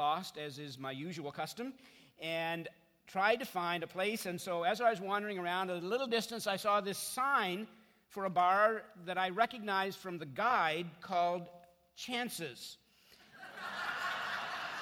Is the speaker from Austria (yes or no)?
no; Canada; I'm from Canada, and so I have an accent, apparently.